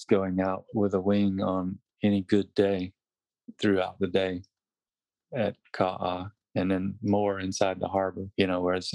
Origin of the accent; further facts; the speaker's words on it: Wilmington, North Carolina, United States; moved away as an adult; growing up in North Carolina